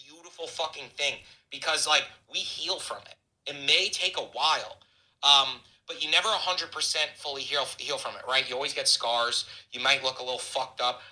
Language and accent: English; Hamptons, Long Island, New York, United States; I got into real estate in the Hamptons. It's where I'm from. I'm from New York, Long Island, the East End